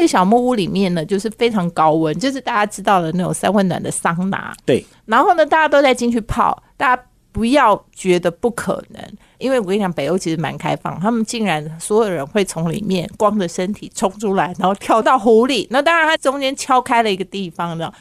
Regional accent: Taiwan; 我们台湾人

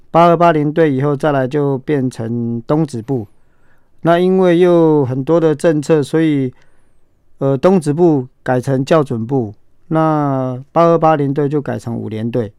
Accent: Jiaming Village, Xiulin Township, Hualien County, Taiwan; 那我是原住民小孩子，嗯。所以生长在花莲县秀林乡嘉明村。嗯哼。那那边是算是好山好水啦

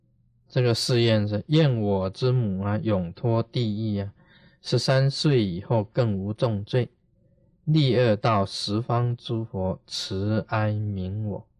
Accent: China; 我们中国人常常讲。啊，孝心呢，感动天地。

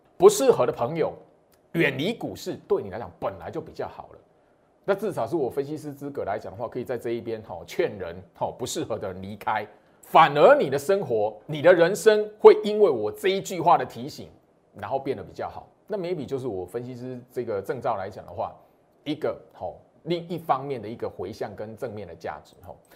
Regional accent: Taiwan; 我是台湾人

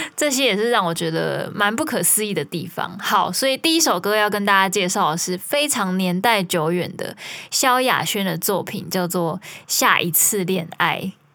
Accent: Kaohsiung, Taiwan; 虽然我是高雄人，但是我家门前，呃，就是马路

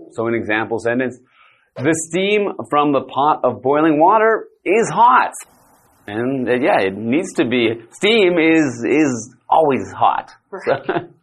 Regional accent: Canada; I am from Canada

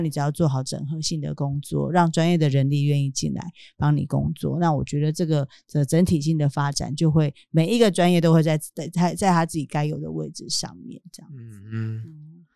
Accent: Yilan County, Taiwan; 我们当地宜兰人

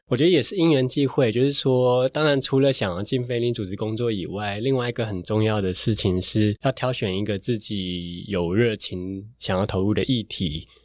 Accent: Taiwan; 那他们听到我从台湾来

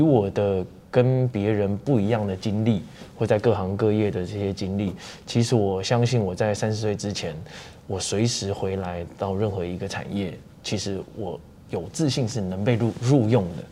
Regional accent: Taiwan; 我们台湾人

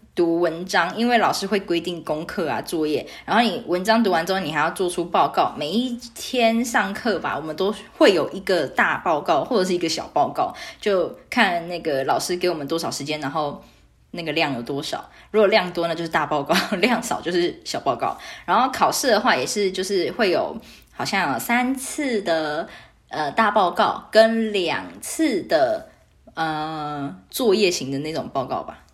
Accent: Taiwan; moved away as an adult; also born or lived in Australia / Canada; 然后问我来自哪里，我就说台湾

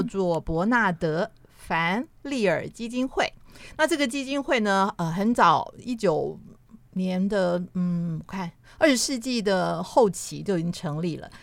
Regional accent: Taipei, Taiwan; 我的家我是住在信义路

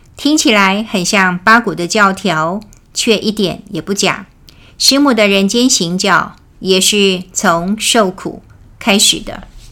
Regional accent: Taiwan; 我们台湾人叫陪抓

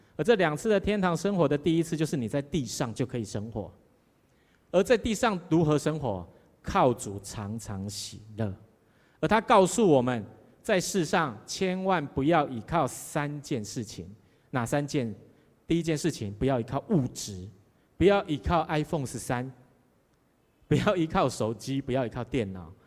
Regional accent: southern Taiwan, Taiwan; moved away; 我们南部人就比较慢活，特别我是台南人

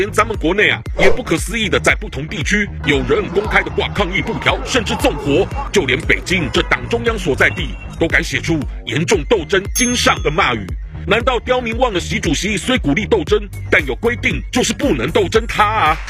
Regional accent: Jiangsu, China; 让我老家江苏那儿竟然仅因一人阳性，就把一个县给封了一百零三万人。

